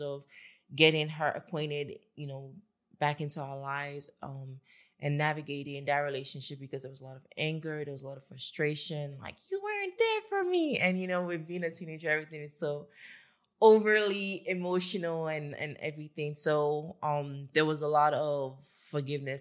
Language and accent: English; Lagos, Nigeria; I grew up in Lagos with my family